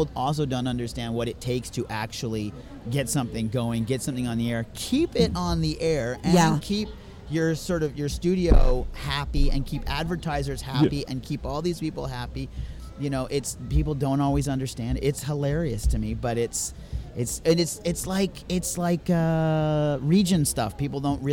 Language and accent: English; United Kingdom; moved away; I was born in the UK, and I'm a Brit